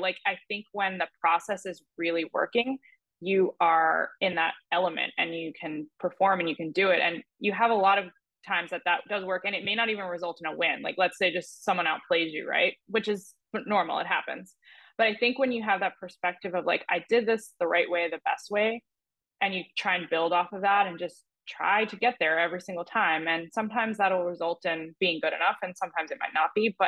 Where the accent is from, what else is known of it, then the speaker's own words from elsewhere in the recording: New Jersey, United States; Growing up in New Jersey and playing junior golf